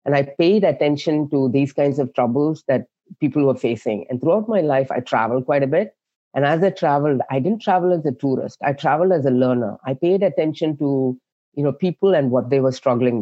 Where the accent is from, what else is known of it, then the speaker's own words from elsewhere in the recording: South India, India; now in San Jose, United States; I was born and raised in India, like southern part of India.